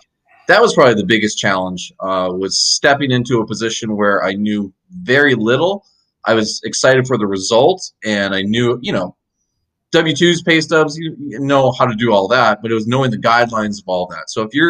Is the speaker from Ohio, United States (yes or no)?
no; Fargo, North Dakota, United States; now in Florida, United States; I moved down here from Fargo, North Dakota about 7 years ago.